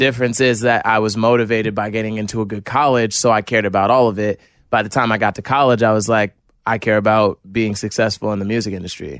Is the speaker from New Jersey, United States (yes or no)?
yes; New Jersey, United States; I'm from New Jersey, from a small town in New Jersey